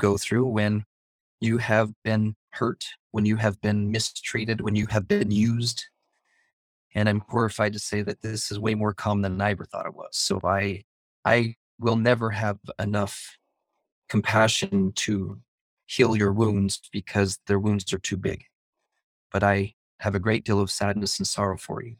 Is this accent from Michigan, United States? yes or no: no; Idaho, United States; I am from Idaho, so if I talk weird and I have poor grammar